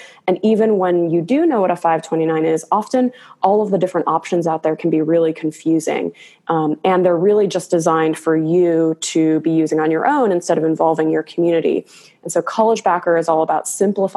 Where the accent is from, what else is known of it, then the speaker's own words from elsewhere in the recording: Chicago suburbs, Illinois, United States; now in California, United States; I'm originally from the Chicago suburbs, moved out to California with the dream of, building a company one day